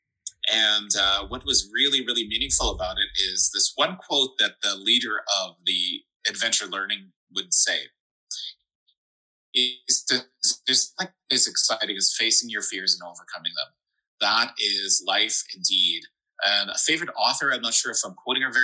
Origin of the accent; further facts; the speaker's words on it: Regina, Saskatchewan, Canada; I grew up in Regina, Saskatchewan. The biggest building here is like 18 floors or something.